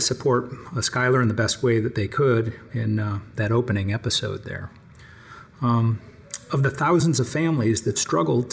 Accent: Ohio, United States; my home state, Ohio

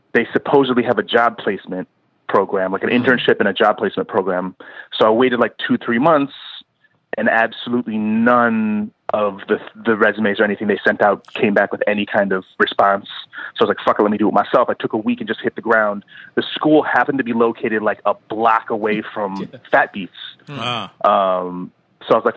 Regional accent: Madison, Wisconsin, United States; moved away as an adult; also born or lived in Milwaukee, Wisconsin; now in New York, United States; I grew up in Wisconsin, like you said, Madison, Wisconsin. I'm from there.

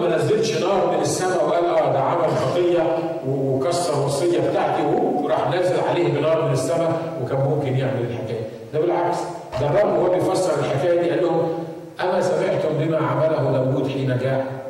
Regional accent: Egypt; عندنا في مصر

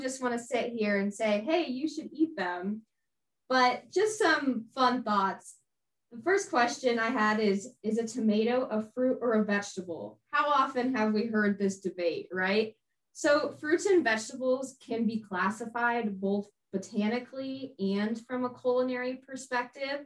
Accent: Denver, Colorado, United States; moved away as an adult; now in Illinois, United States; I am originally from Denver, Colorado, but I am here in Illinois studying at Illinois State University

